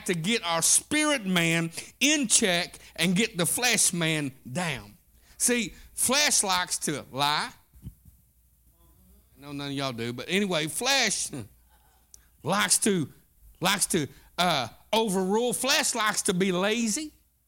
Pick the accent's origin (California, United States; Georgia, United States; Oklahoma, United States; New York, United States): Oklahoma, United States; Southeast; I was raised up in Southeast Oklahoma